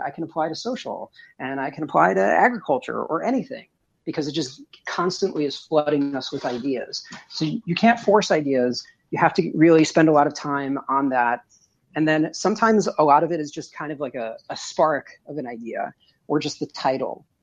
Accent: suburbs of New York City, United States; now in Midwest, United States; I'm in the Midwest now, but I'm originally from New York, in the suburbs of New York City

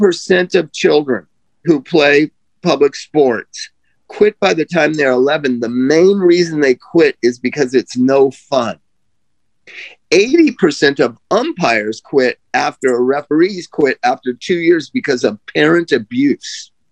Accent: Palm Desert, California, United States; I grew up in Palm Desert

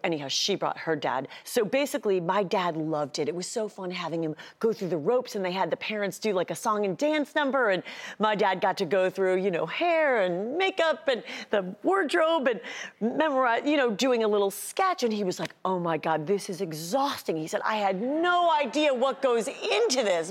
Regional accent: Cleveland, Ohio, United States; my hometown, Cleveland

